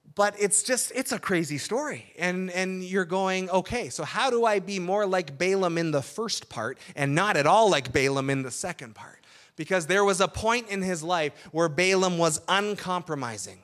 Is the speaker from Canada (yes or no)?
yes; Burlington, Ontario, Canada; also born or lived in Sudbury; now in Essex County, Canada; the Burlington culture where I grew up